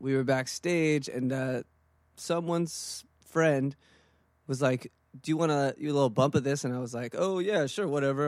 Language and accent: English; East Bay, California, United States; now in Oakland, United States; I grew up in the East Bay